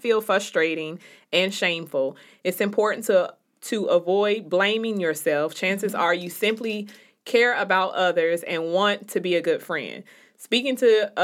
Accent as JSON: {"language": "English", "town": "Chicago", "region": "Illinois", "country": "United States", "tie": "born or raised there", "said": "the people in Chicago. I went to high school with quite a few of them"}